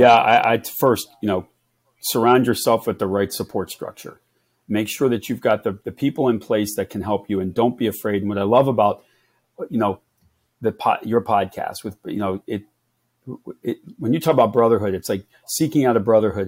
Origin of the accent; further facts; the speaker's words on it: Philadelphia, Pennsylvania, United States; We grew up in the Philadelphia area